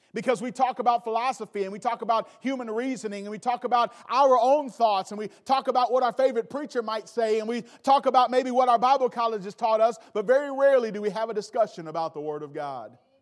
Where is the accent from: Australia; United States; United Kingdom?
United States; Milwaukee, Wisconsin; also born or lived in Gary, Indiana; I grew up mainly in Milwaukee.